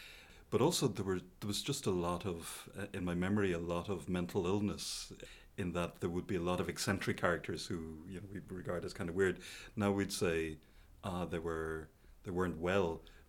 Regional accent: Sligo, Connacht, Ireland; I grew up in a town called Sligo. So Sligo is in the northwest of Ireland. It's a small town, it's about 20,000 people in it, and I was born in the 60s and then kind of grew up in the 70s.

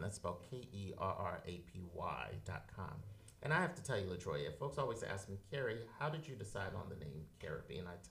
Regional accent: Philadelphia, Pennsylvania, United States; now in New York City, United States; I'm from Philadelphia as well. Shout out to North Philadelphia and all my family and friends down there

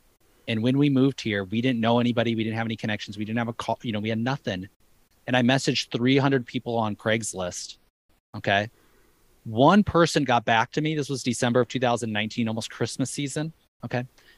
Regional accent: Madison, Wisconsin, United States; now in Hawaii, United States; I mean, I'm coming from Madison, Wisconsin. You know, it ain't like this there.

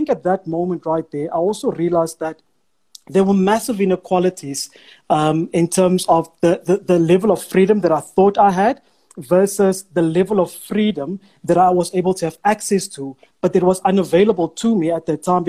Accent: South Africa; first language Afrikaans; English is a second language; we come from the township

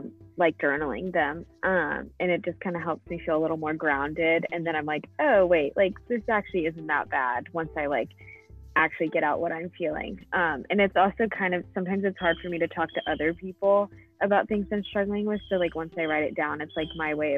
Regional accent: Fort Mill, South Carolina, United States; I'm from Fort Mill, so in South Carolina

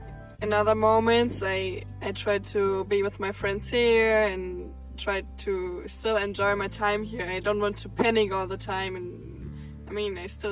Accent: Germany; moved away as an adult; now in Bali, Indonesia; I'm from Germany. And I'm in Bali now for around 4 months.

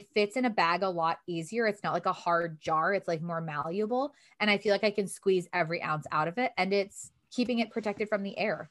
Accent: Detroit, Michigan, United States; also born or lived in New York City; when I would meet people in New York to be like, "Where are you from?" I'd be like, "Detroit."

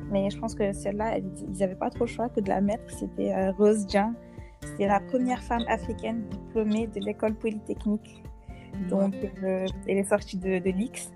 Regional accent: Senegal; chez nous au Sénégal

